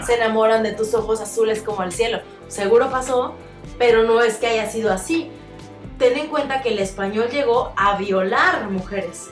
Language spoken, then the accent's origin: Spanish; Mexico; hoy por hoy somos mexicanos